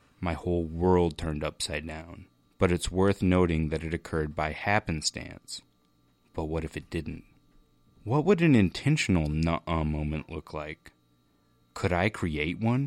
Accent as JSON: {"language": "English", "region": "Missouri", "country": "United States", "said": "I told him, \"Mizora.\""}